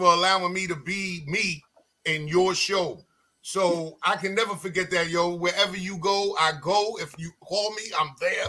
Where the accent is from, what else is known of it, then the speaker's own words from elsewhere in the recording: New York City, New York, United States; I was born and raised in Rochdale Village. I was born and raised on Linden Boulevard and 195 and Farmers in Linden.